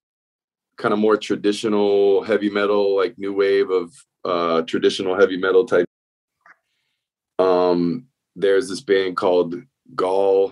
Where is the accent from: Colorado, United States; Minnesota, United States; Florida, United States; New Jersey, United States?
Florida, United States; South; now in Gainesville, United States; I moved here in 1998 from South Florida. I grew up in South Florida